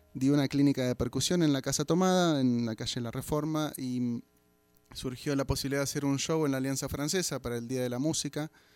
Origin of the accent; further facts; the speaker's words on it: Buenos Aires, Argentina; vengo de Buenos Aires, Argentina.